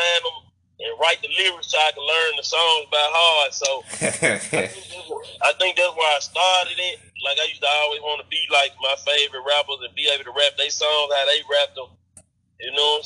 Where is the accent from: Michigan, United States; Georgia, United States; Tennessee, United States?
Tennessee, United States; Memphis; I'm from Memphis